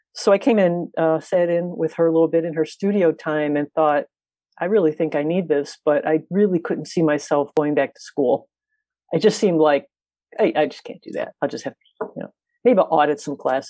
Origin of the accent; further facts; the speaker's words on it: Lansing, Illinois, United States; also born or lived in South Chicago, Illinois; I was born in South Chicago. But grew up in the South Suburbs, Lansing